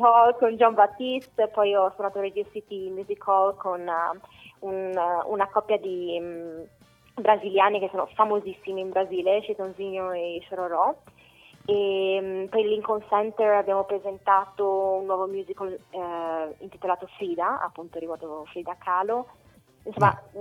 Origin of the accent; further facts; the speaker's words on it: Italy; moved away as an adult; now in United States; Sono partita dalla, dall'Italia dove ho studiato comunque, ho fatto il mio biennio in conservatorio, sono andata in orchestra per anni